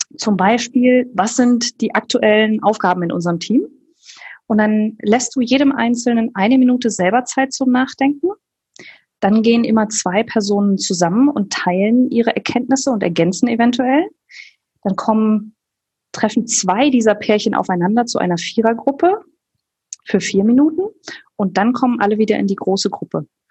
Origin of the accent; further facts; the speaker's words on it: Germany; als Deutsche